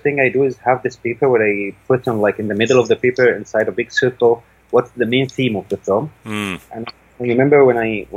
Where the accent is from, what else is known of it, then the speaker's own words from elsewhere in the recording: Saudi Arabia; also born or lived in France; now in Cairo, Egypt; I was raised in Saudi Arabia.